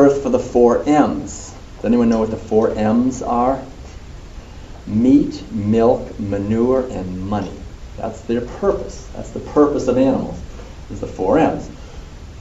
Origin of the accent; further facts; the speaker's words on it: Concord, Massachusetts, United States; as a little kid, for me, growing up in Concord